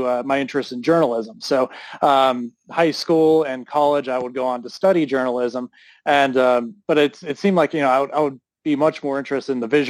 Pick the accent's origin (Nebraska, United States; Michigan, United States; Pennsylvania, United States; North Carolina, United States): Pennsylvania, United States; Pittsburgh; I grew up in Pittsburgh, so Pittsburgh's a big wrestling city